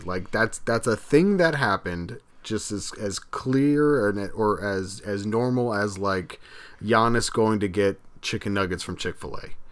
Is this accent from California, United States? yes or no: no; Miami, Florida, United States; we're from the area, we're from Miami